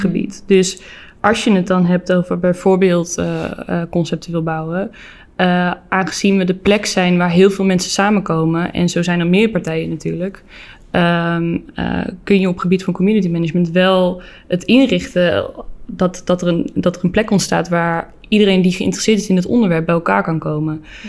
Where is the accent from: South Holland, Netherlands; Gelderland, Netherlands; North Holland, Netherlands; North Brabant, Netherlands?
North Brabant, Netherlands; Ik kom natuurlijk een beetje uit Brabant